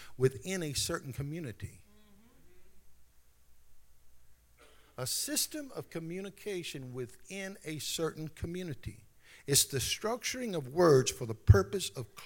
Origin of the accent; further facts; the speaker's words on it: Baton Rouge, Louisiana, United States; accent: Louisiana; now in San Antonio, United States; I'm from Baton Rouge, Louisiana."